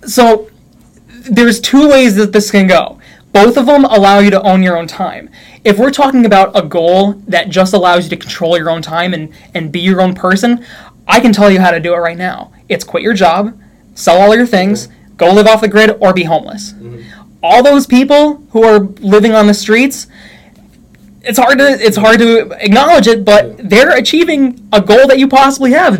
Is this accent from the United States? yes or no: yes; New York, United States; moved away as an adult; also born or lived in Utah; I'm from New York